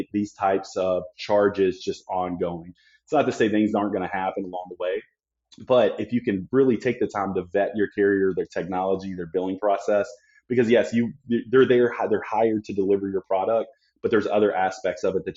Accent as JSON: {"language": "English", "town": "Memphis", "region": "Tennessee", "country": "United States", "tie": "born or raised there", "also_born_or_lived": "Collierville, Tennessee", "moved": "yes", "lives_now": "Phoenix, United States", "said": "Growing up in Memphis, Tennessee"}